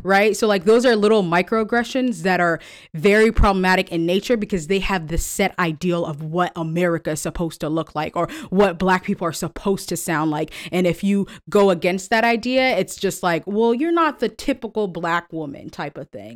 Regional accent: California, United States; moved away as an adult; also born or lived in Kentucky; I'm from California.

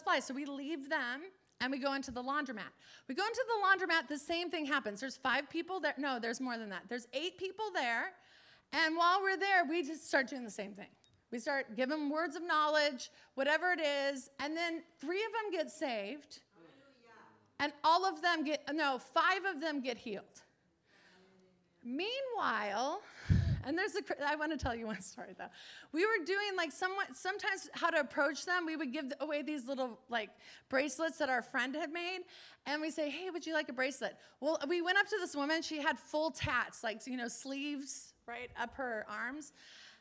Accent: Los Angeles, California, United States; I'm from Los Angeles

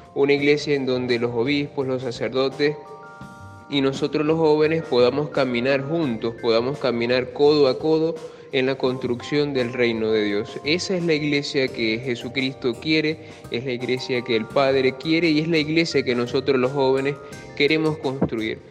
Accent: Venezuela; also born or lived in Machiques, Zulia; nosotros como jóvenes católicos y como delegación venezolana

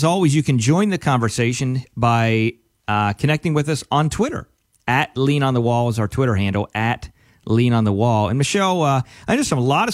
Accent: Pennsylvania, United States; I grew up from in Penn State land

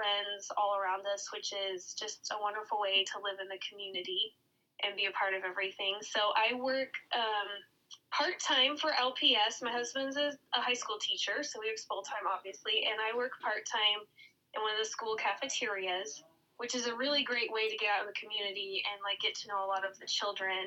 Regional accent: Lincoln, Nebraska, United States; I grew up in and around Lincoln, so I'm a Lincoln, Nebraska native

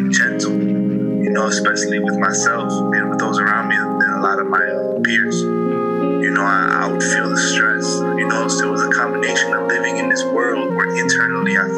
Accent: Colombia; I'm from Colombia, but I'm also from here.

